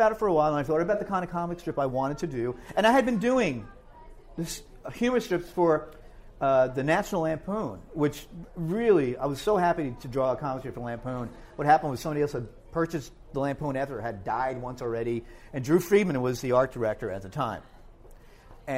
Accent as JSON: {"language": "English", "town": "Hoboken", "region": "New Jersey", "country": "United States", "tie": "born or raised there", "also_born_or_lived": "Rahway, New Jersey", "said": "where I grew up in Hoboken, with my brothers here, there weren't that many Lithuanians"}